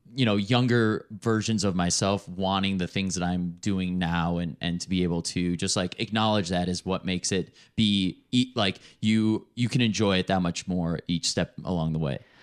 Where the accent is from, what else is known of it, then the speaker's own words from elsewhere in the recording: Chicago, Illinois, United States; now in Denver, United States; I'm from Chicago originally